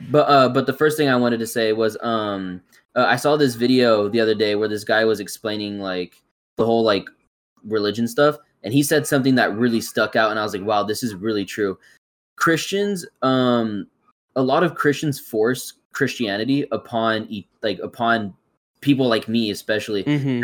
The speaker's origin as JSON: {"language": "English", "region": "California", "country": "United States", "tie": "born or raised there", "said": "I was born and raised in California"}